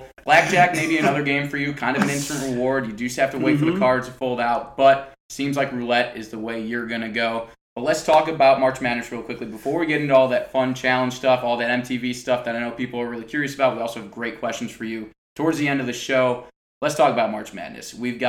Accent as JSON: {"language": "English", "town": "Chicago", "region": "Illinois", "country": "United States", "said": "I'm from Chicago"}